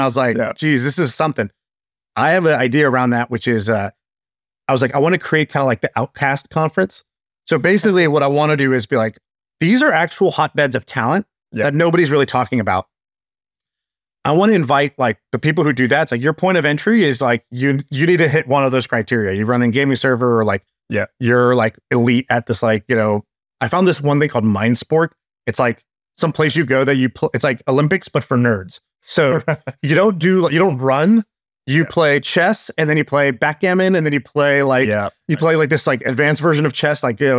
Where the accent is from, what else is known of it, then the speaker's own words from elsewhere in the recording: Australia; It's like, because they're from Australia, I'm from Australia. If they made it, I can make it.